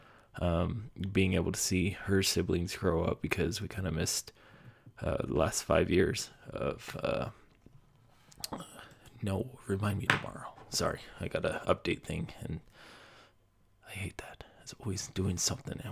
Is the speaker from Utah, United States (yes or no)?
yes; Utah, United States; now in Colorado, United States; move back to my home state of Utah